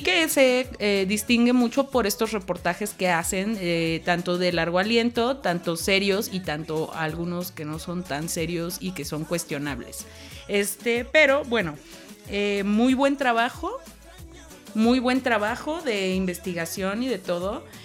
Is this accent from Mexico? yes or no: yes; Mexico; como mexicanos